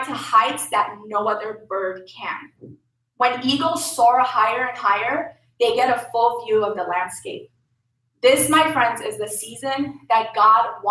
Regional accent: Lebanon; moved away; I'm from Lebanon.

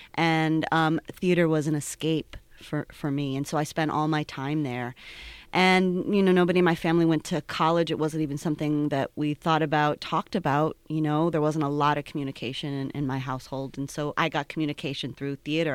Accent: Cleveland, Ohio, United States; now in Pittsburgh, United States; I'm originally from Cleveland

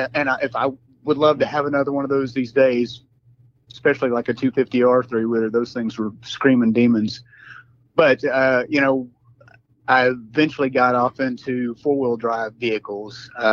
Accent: North Texas, United States; I actually grew up in North Texas.

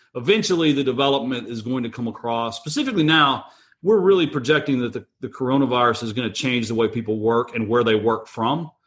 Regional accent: Texas, United States; I'm from Texas

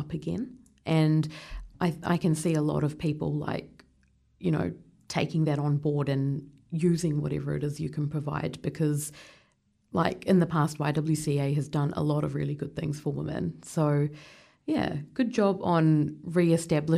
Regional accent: India; now in Wellington, New Zealand; I'm Indian as well.

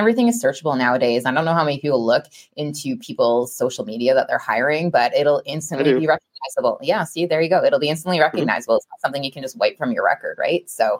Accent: Canada; me being Canadian

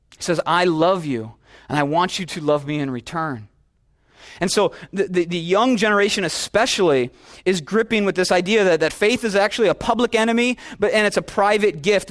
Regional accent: the Midwest, Minnesota, United States; now in California, United States; I'm from the Midwest, where it's like, it's like football in Texas. Wrestling in Minnesota, it's the deal

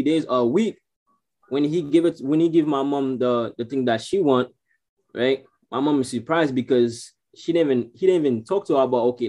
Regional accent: Haiti; I'm from Haiti

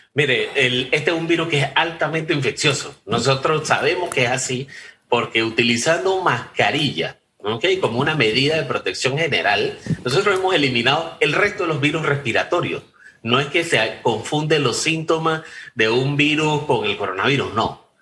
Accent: Panama

